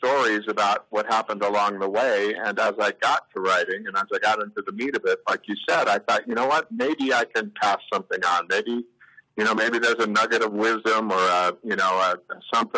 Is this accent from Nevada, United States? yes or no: yes; Reno, Nevada, United States; also born or lived in Portland; Growing up in Reno